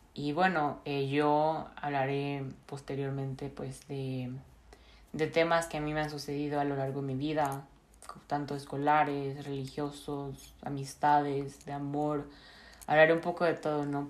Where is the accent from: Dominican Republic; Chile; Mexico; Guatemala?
Mexico; Monterrey, Nuevo León; now in Bern, Switzerland; soy originaria de Monterrey, Nuevo León